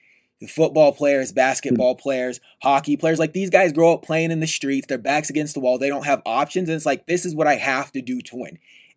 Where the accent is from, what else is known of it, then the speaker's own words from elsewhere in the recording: United States; we're American